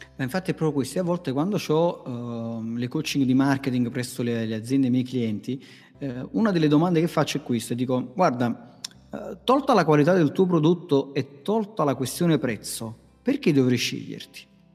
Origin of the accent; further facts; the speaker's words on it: Naples, Campania, Italy; dalle mie parti a Napoli